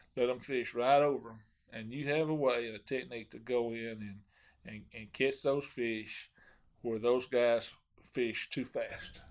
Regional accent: Hot Springs, Arkansas, United States; now in Mount Ida, United States; I grew up in Hot Springs and, and fished Hamilton a lot.

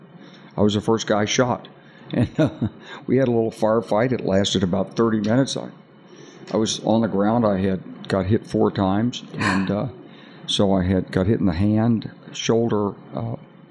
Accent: Arkansas, United States; I'm from Arkansas. You know, I grew up with guns

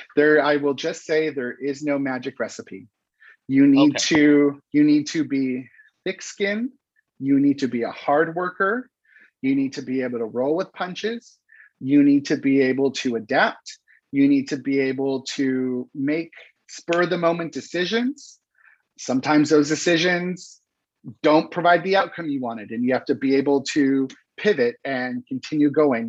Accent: Los Angeles, California, United States; moved away as an adult; I was born and raised in Los Angeles.

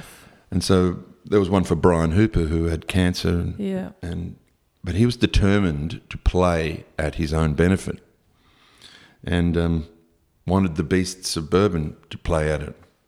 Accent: Brisbane, Queensland, Australia; now in Sydney, Australia; growing up in Brisbane, if you were a little bit different walking down the street, people would just yell at you or spit at you from cars.

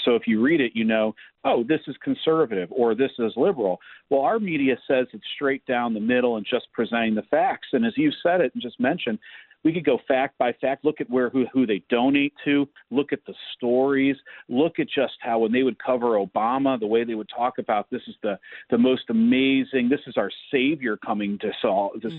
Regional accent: Cleveland, Ohio, United States; I grew up in Cleveland

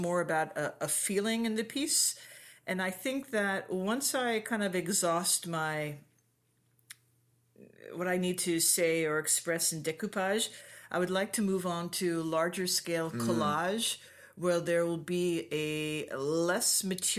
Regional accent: Hong Kong; also born or lived in Japan / Liberia / Cameroon; I was raised in Asia, in Hong Kong and Japan.

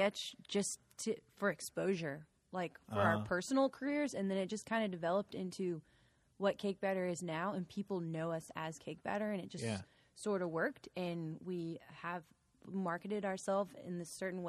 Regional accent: Memphis, Tennessee, United States; moved away; I'm from Memphis.

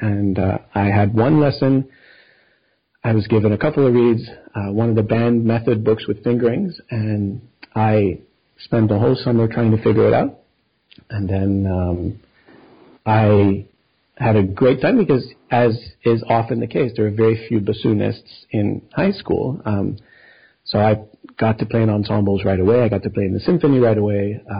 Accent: Montreal, Quebec, Canada; also born or lived in Buffalo; I'm from Montreal originally.

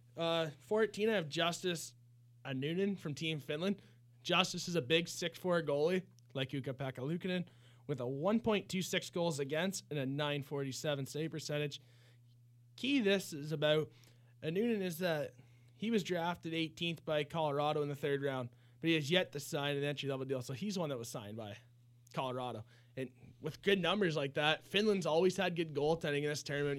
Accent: Canada; as a Canadian

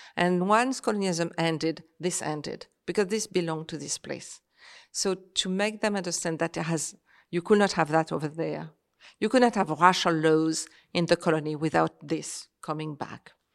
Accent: Réunion; moved away; also born or lived in Paris / Algeria / France; I was born in Paris, but I grew up in Réunion, I was one year old, so my, my life is Réunion

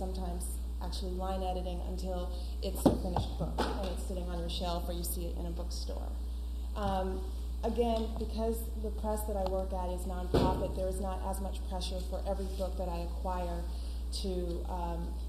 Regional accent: California, United States; I'm from California and there's very little publishing there

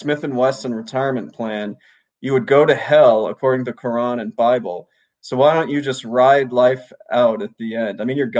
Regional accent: Kenya; also born or lived in Honduras; I spent elementary school in Honduras and high school in Kenya.

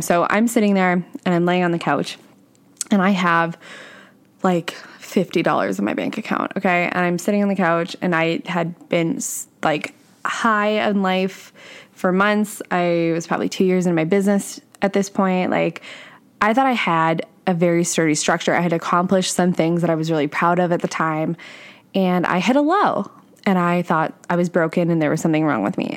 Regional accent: Canada; I'm Canadian, if, if you guys didn't know that. So I'm Canadian

